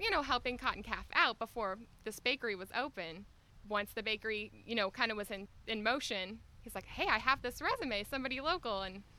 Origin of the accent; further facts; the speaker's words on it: Georgia, United States; I grew up right in Nacula.